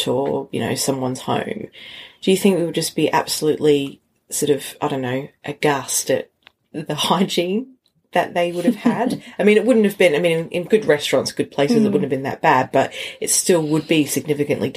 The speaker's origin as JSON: {"language": "English", "town": "Brisbane", "region": "Queensland", "country": "Australia", "said": "I'm from Brisbane, so it's very warm"}